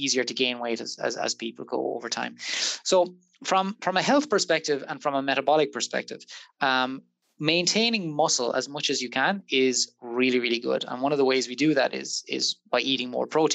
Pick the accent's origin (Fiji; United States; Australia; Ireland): Ireland; Waterford, Munster; moved away as an adult; now in Liverpool, United Kingdom; in case the accent didn't give it away, I'm not from Liverpool originally. I'm from Waterford